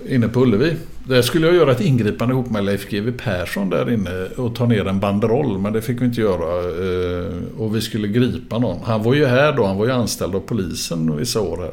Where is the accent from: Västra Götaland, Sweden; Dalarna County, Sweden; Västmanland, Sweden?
Västra Götaland, Sweden; Gothenburg; född och uppvuxen i Göteborg. Började ute på Hisingen